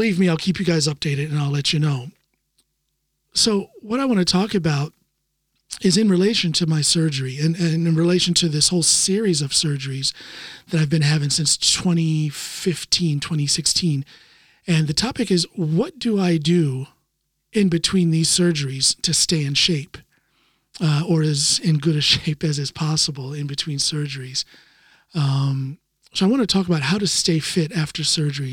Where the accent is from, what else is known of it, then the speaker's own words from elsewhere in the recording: United States; now in Norway; as an American living here in Norway